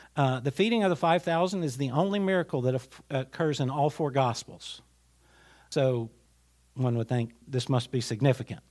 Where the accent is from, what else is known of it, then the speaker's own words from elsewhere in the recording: Glade Spring, Virginia, United States; I grew up in a village. I grew up in Glade Spring